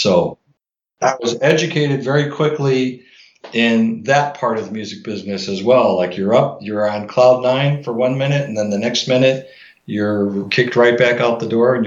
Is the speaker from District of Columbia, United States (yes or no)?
no; Chicago, Illinois, United States; I'm from Chicago area